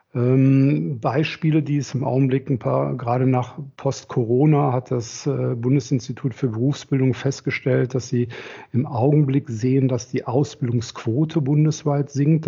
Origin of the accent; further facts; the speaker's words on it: Rhineland, Germany; also born or lived in Berlin; komme aus dem Rheinland, verheiratet zwei Kinder, bin hier groß geworden im Rheinland.